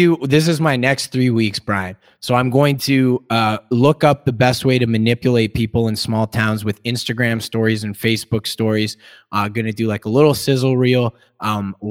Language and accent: English; Kamloops, British Columbia, Canada; my hometown of Kamloops